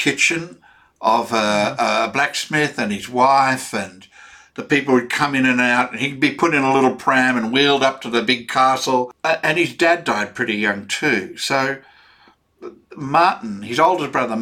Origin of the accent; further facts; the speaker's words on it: Australia; for me as an Australian